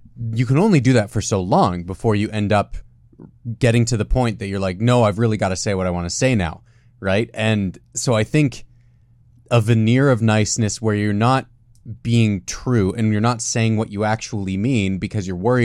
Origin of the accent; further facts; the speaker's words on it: Canada; now in Utah, United States; As a Canadian, I totally understand this.